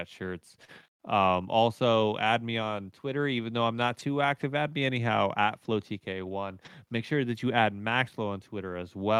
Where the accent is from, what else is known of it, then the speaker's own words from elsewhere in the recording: Florida, United States; moved away; growing up in Florida